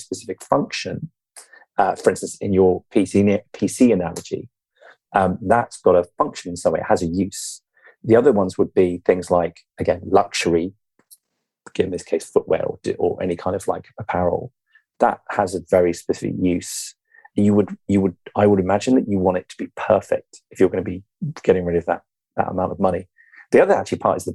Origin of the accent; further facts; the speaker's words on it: England, United Kingdom; You and I, being English